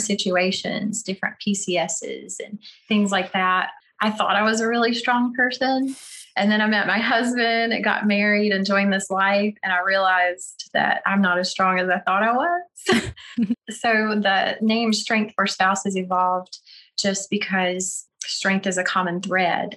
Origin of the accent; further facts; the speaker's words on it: North Carolina, United States; accent: Southern; moved away as an adult; now in Oklahoma, United States; I'm from North Carolina